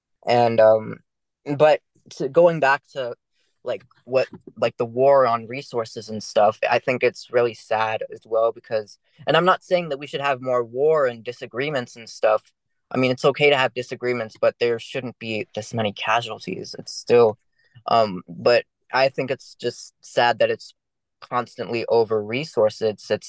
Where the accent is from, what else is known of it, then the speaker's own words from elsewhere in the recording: Maryland, United States; I grew up in Maryland. I didn't have a lot of friends